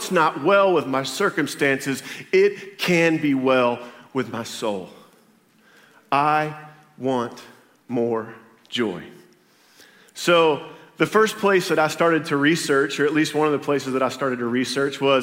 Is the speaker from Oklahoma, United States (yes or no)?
yes; Berry Hill, Oklahoma, United States; also born or lived in Tulsa, Oklahoma; I'm from Tulsa, Oklahoma. Grew up in a little town called Berry Hill, Oklahoma.